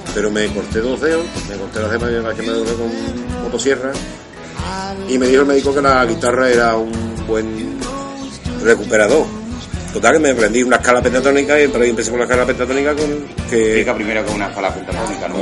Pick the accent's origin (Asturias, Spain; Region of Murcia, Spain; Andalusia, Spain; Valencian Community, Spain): Andalusia, Spain; Constantina; Soy de Constantina, Sevilla